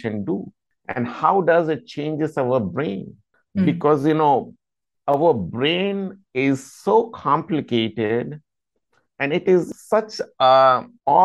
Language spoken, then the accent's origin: English; India; moved away as an adult; now in United States; I am basically from India, and I came to United States in 2008, and I've been living here for the past 14 years.